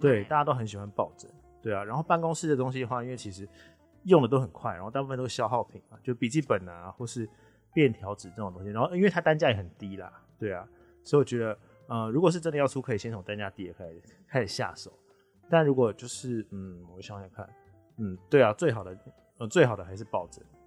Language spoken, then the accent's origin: Chinese; Taipei, Taiwan; 我一直都是台北人